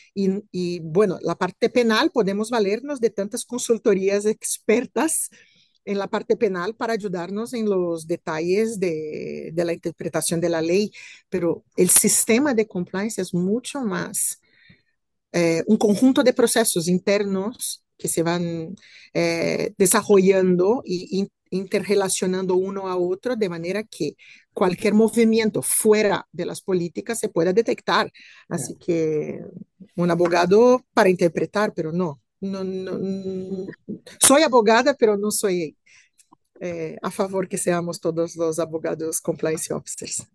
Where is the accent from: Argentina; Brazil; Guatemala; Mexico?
Brazil; moved away as an adult; now in Spain; soy eh, hispano-brasileña, Vivo hace siete años aquí en España